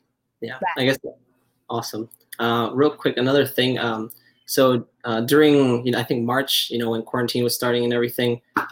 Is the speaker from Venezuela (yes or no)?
yes; Venezuela; moved away as an adult; also born or lived in Iowa; now in Chicago, United States; I'm from Venezuela. I moved to the U.S. 4 years ago for college. I got a scholarship in Iowa.